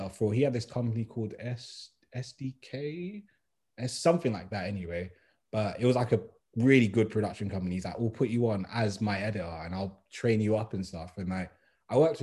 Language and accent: English; London, United Kingdom; I'm from West